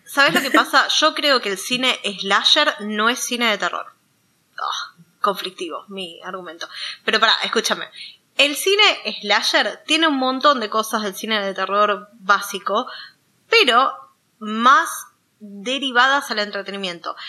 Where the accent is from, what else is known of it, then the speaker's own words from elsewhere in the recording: Argentina; nosotros, siendo de Argentina